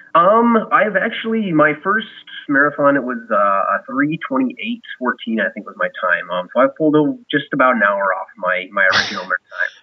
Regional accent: Washington, United States; I'm from Washington State

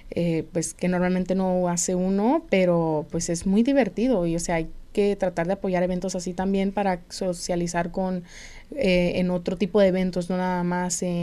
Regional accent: Phoenix, Arizona, United States; also born or lived in California; Crecí eh, mitad en California y mitad aquí en Arizona

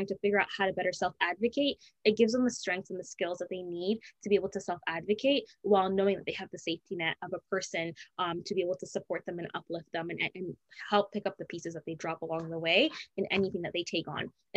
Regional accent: Canada; growing up in Canada, being born and raised in Canada

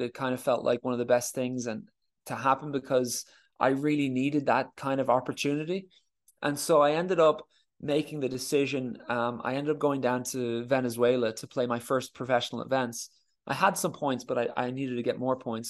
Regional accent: Ireland; as Irish tennis players

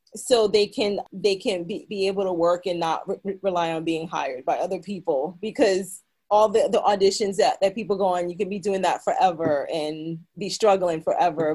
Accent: New York City, New York, United States; moved away as an adult; also born or lived in Bronx, New York; now in Los Angeles, United States; I was born and raised in Brooklyn

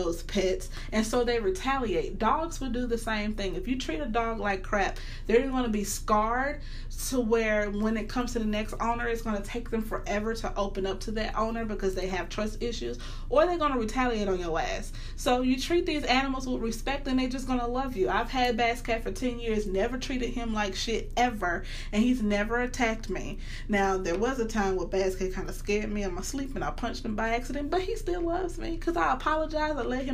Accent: the South, United States; I'm from the South

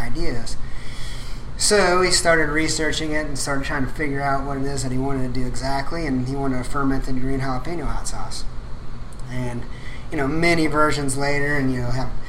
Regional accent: Midwestern Illinois, United States; moved away as an adult; also born or lived in Lubbock, Texas / Amarillo, Texas; now in Houston, United States; I'm originally from Midwestern Illinois

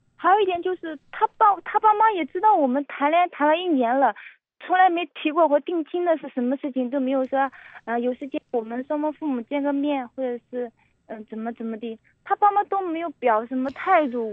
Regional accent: Henan, China; 我是河南的

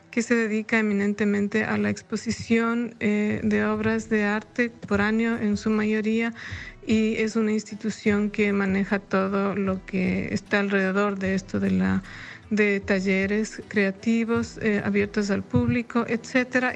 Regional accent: Ibarra, Imbabura, Ecuador; now in Leipzig, Germany; mi ciudad natal en relación al el quehacer cultural que cada uno de nosotros como ecuatorianos en otras partes del mundo, en especial como ibarreños

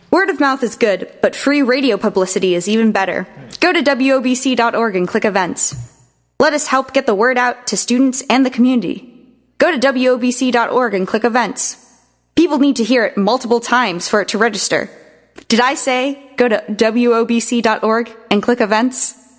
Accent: Singapore; moved away as an adult; also born or lived in Minnesota, United States / Poughkeepsie, New York, United States; now in Oberlin, United States; I grew up, was born and raised in Singapore, and came to the U.S. when I was 19 for college.

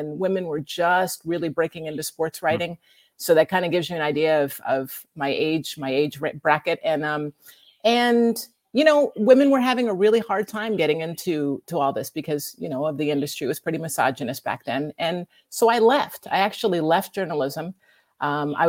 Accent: New York City, New York, United States; I grew up in New York and both my parents were writers

